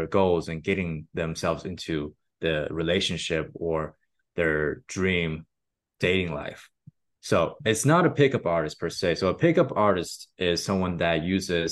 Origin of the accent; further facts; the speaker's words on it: Austin, Texas, United States; I'm from Austin, Texas.